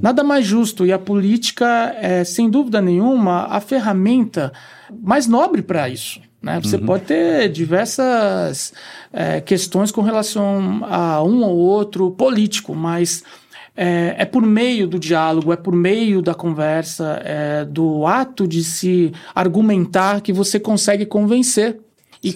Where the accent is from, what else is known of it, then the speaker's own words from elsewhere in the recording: São Vicente, São Paulo, Brazil; moved away as an adult; also born or lived in Austria; Eu, eu sou natural de São Vicente mesmo, né? Litoral paulista